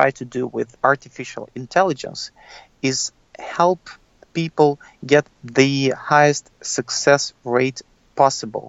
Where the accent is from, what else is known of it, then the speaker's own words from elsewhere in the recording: Russia; moved away as an adult; now in United States; I'm an immigrant. I come from Russia. And when I came to the United States